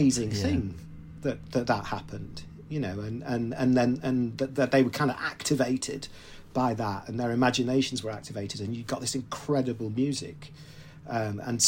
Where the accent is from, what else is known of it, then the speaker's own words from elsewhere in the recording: Leeds, Yorkshire and the Humber, United Kingdom; where I was growing up in Leeds